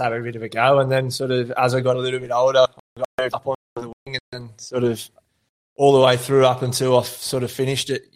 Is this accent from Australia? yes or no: yes; Shepparton, Victoria, Australia; growing up out at Tally, obviously one of five boys